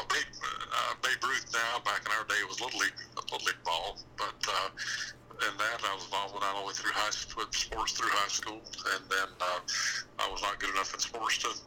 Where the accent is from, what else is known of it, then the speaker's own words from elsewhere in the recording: Palatka, Florida, United States; I am from Palatka, Florida, born and raised in Palatka